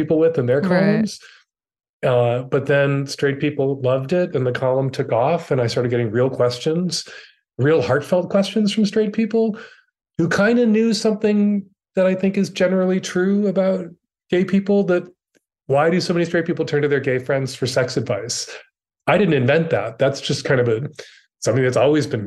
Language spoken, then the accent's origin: English; Chicago, Illinois, United States; I am from Chicago, Illinois. I'm the third of four children. My dad was a Catholic deacon and a Chicago cop. I grew up in a very multi-generational household